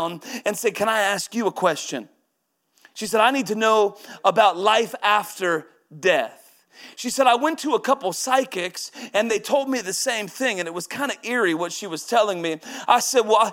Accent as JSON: {"language": "English", "town": "Woodland", "region": "Washington", "country": "United States", "tie": "born or raised there", "also_born_or_lived": "Texas / St. Petersburg", "moved": "as an adult", "said": "Woodland is my hometown. Was there 31 years before going to Texas and St. Petersburg"}